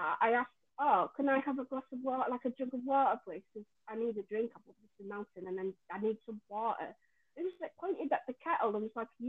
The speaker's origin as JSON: {"language": "English", "region": "Yorkshire and the Humber", "country": "United Kingdom", "lives_now": "London, United Kingdom", "said": "when I came to London, because I came all the way from Yorkshire"}